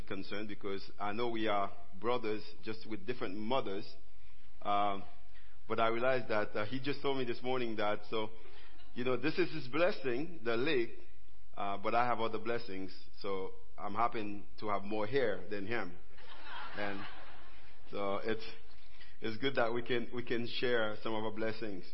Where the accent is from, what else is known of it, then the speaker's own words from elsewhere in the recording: Haiti; accent: Haitian; I live in Haiti. I'm a Haitian. My accent can tell you that.